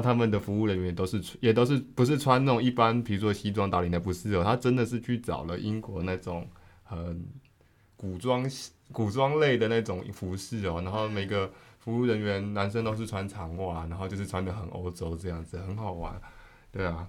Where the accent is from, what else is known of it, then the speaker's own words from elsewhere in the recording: Taiwan; 对于我们台湾人来说